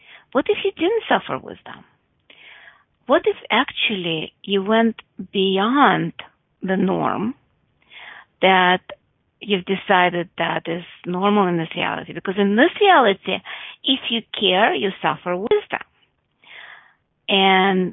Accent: United States; because I'm from America, I'll say a mile.

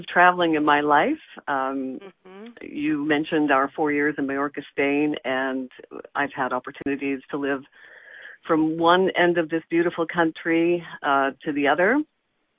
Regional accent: Nova Scotia, Canada; moved away; also born or lived in Toronto; I'm from Nova Scotia

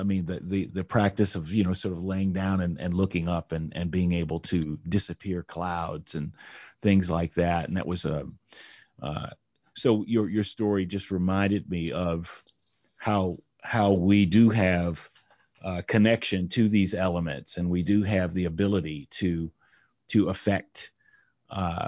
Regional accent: Indianapolis, Indiana, United States; moved away; also born or lived in New York; I'm from Indianapolis, Indiana

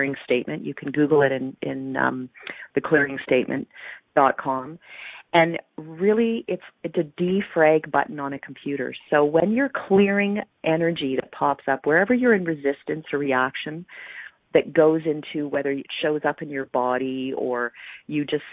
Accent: Calgary, Alberta, Canada; my hometown of Calgary

